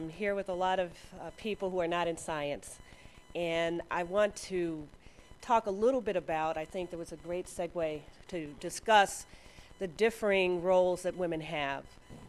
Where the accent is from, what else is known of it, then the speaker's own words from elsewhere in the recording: Chicago, Illinois, United States; I trained at Cook County in Chicago, so I'm another Chicagoan.